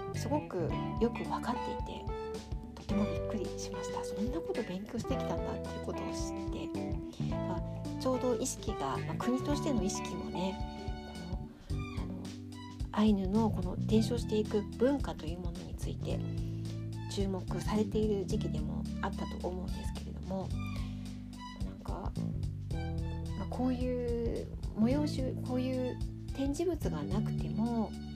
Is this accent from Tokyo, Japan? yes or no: yes; Tokyo, Japan; now in Sapporo, Japan; 東京出身だからなのかもしれないんですけど